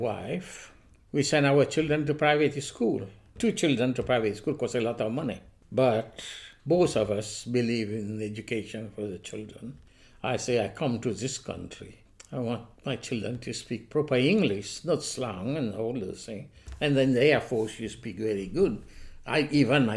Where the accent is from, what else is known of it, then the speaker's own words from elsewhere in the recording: Mauritius; moved away as an adult; also born or lived in Manchester; now in United Kingdom; I came to this country in 1960 and I was born in Mauritius